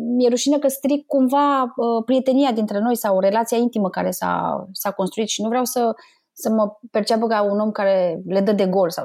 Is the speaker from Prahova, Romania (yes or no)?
no; Bucharest, Romania; also born or lived in Moldova; eu sunt din Republica Moldova, și părinții mei s-au mutat în București